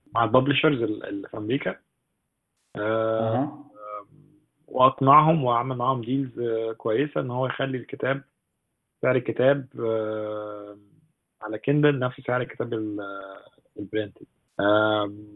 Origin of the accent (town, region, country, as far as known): Egypt